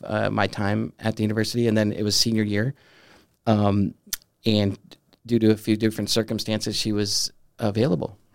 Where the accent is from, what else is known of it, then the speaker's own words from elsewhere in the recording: Southern California, United States; moved away as an adult; also born or lived in Denver, Colorado; now in Steubenville, United States; growing up in Southern California